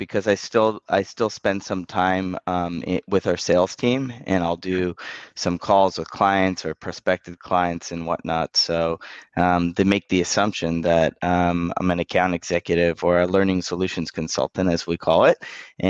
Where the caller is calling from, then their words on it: Toronto, Ontario, Canada; I'm calling from Toronto, Ontario.